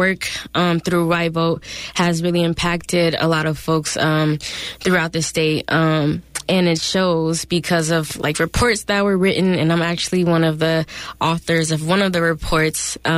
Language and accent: English; Oakland, California, United States; I'm from Oakland, born and raised